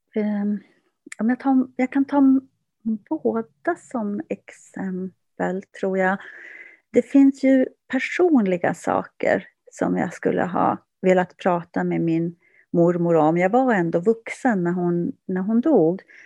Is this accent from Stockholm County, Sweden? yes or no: no; Kiruna, Norrbotten County, Sweden; also born or lived in Kurkkio; jag växte upp i centrala Kiruna